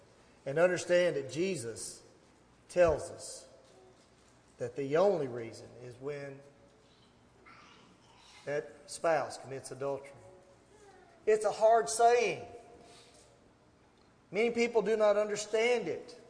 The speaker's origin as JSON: {"language": "English", "town": "Gallatin", "region": "Tennessee", "country": "United States", "tie": "born or raised there", "lives_now": "Portland, United States", "said": "I grew up in Gallatin. I live here now in Portland."}